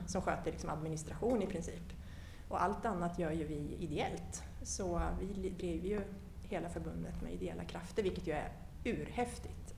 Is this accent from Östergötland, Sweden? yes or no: yes; Linköping, Östergötland, Sweden; moved away as an adult; also born or lived in Stockholm; now in Ekerö, Sweden; jag är född och uppvuxen i Linköping. Eh, bodde där tills jag var 19, flyttade till Stockholm, har varit i Stockholm sedan dess